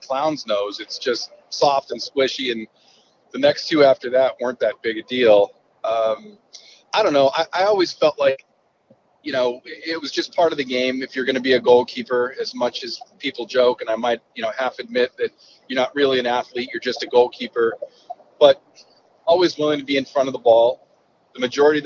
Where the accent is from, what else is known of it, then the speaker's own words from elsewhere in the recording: San Diego, California, United States; moved away; growing up in San Diego